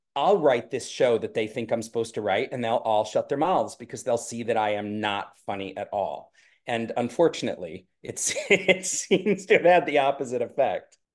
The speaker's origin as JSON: {"language": "English", "area": "the Berkshires", "region": "Massachusetts", "country": "United States", "tie": "born or raised there", "said": "I grew up in the Berkshires"}